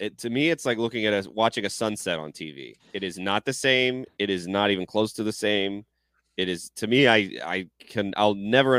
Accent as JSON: {"language": "English", "region": "the South", "country": "United States", "tie": "born or raised there", "said": "especially growing up in the South"}